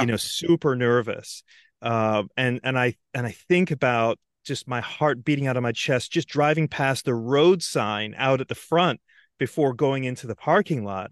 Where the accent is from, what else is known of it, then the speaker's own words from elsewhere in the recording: Antigua & Barbuda; moved away; also born or lived in London; growing up in Antigua